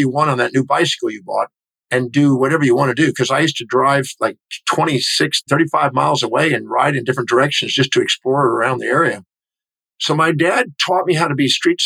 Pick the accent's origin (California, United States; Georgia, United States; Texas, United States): Texas, United States; Houston; I was born in 1954 in Houston, Texas